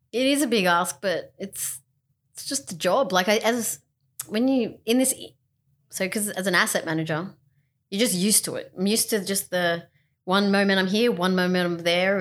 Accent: Australia; we're from Australia

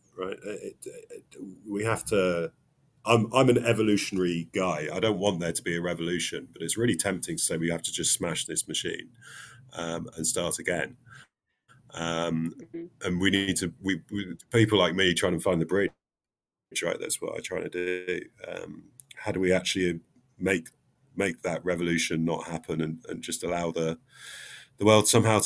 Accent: England, United Kingdom; I'm very English

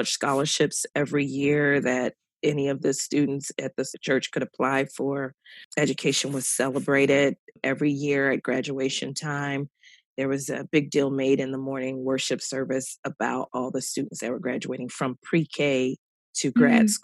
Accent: Philadelphia, Pennsylvania, United States; moved away as an adult; also born or lived in Atlanta, Georgia; I grew up in Philadelphia, Pennsylvania, and went to public school all my life

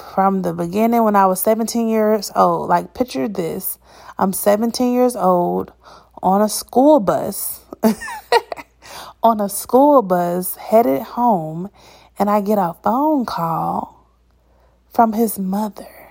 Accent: Atlanta, Georgia, United States; moved away; the people who are from Atlanta, we are usually not found in the city.

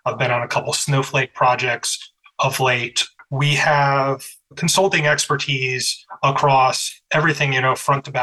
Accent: Harrisonburg, Virginia, United States; also born or lived in Skokie, Illinois / Florida Keys; now in Chicago, United States; I was born in Skokie, Illinois, but I grew up in Harrisonburg, Virginia, in the beautiful Shenandoah Valley

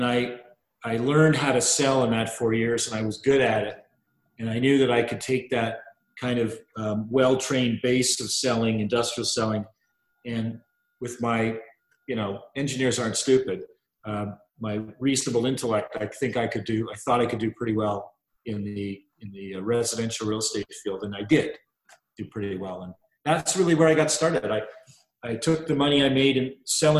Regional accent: Montreal, Quebec, Canada; moved away as an adult; also born or lived in Vancouver / Kingston / Oakville / London; I was born in Vancouver and we moved at an early age, like 7, to Montreal. Oh, and I lived in Montreal till I was about 20

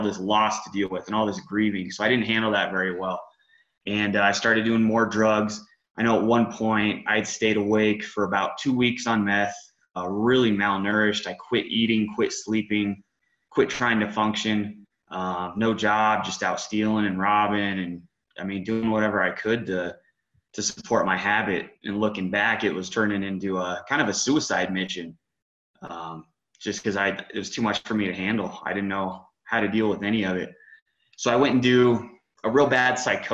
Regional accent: Woodland Park, Colorado, United States; I was born in Woodland Park, which is about 30 minutes outside of the Springs, west of the Springs. Grew up in this town

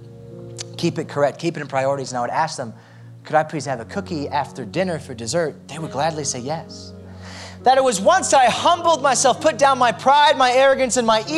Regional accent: United States; I'm American through and through

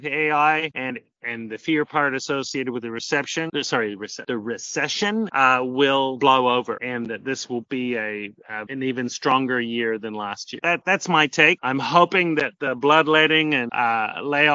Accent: New Zealand; also born or lived in Auckland, New Zealand; now in South America; I'm originally from New Zealand, but I've been living in South America for as long as I can remember.

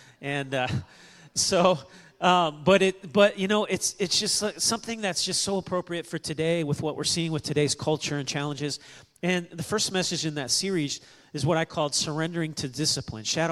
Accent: Kansas City, Missouri, United States; now in New Braunfels, United States; I was born in Kansas City, and all my family's from that part

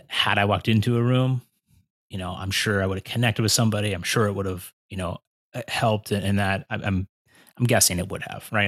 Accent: Pennsylvania, United States; moved away as an adult; now in Cleveland, United States; I'm from Pennsylvania

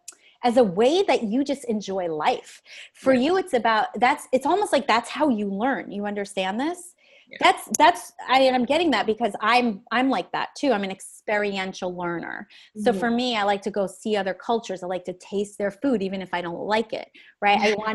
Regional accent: Canada; I'm Canadian.

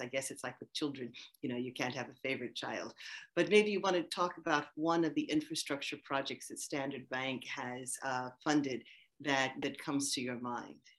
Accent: United States; accent: American; moved away; you can hear from my accent that I am American.

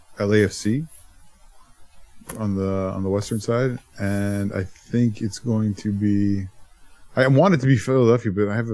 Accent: Ontario, Canada; Yeah, I'm from Ontario.

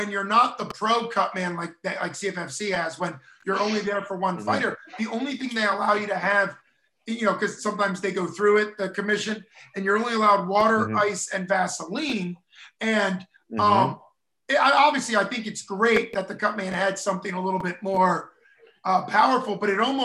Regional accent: United States; being an American

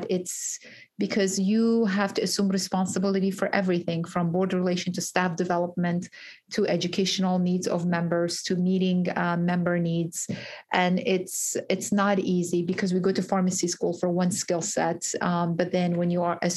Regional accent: Georgia, United States; So I'm from Georgia, and uh, I used to be a bagger when I was 16

